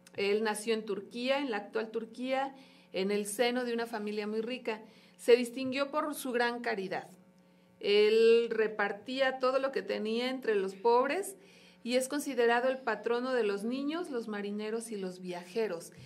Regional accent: Mexico; como católicos, como mexicanos y como misioneros de Guadalupe

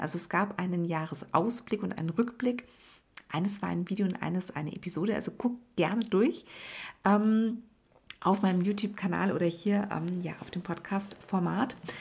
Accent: Swabia, Germany; bei uns in Schwaben

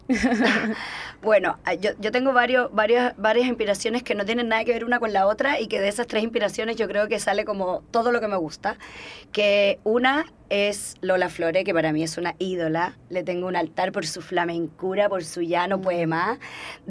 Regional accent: Cuba; moved away; yo soy cubana

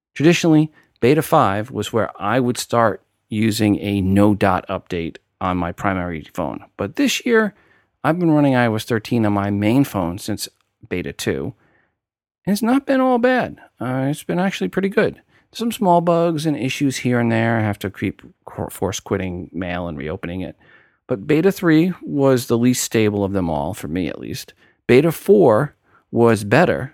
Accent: New York, United States; accent: New York; my New York accent came out there

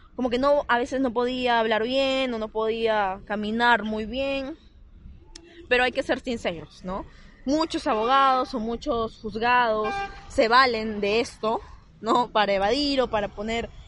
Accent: Lima, Peru; quienes somos de Lima

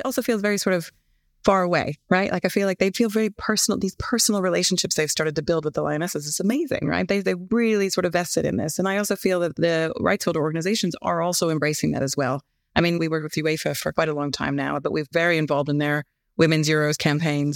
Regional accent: United States; moved away as an adult; now in United Kingdom; as an American sitting here and now have been here for thirteen years

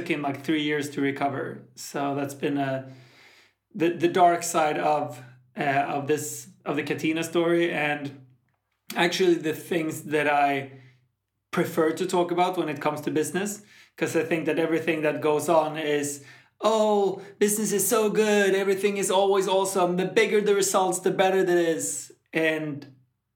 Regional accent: Sweden; moved away as an adult; now in Malta; I'm from Sweden. I live in Malta

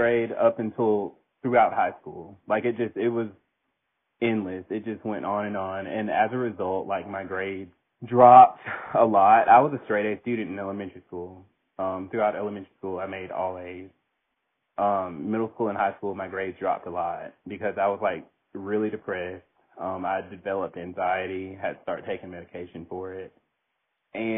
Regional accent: Daphne, Alabama, United States; I grew up in a small town. I'm from Daphne, Alabama

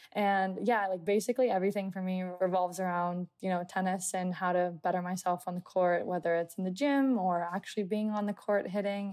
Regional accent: United States; being an American

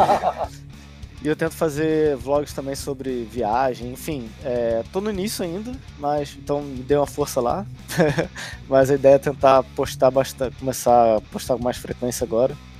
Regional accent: Brazil; now in Poland; como brasileiro morando aqui

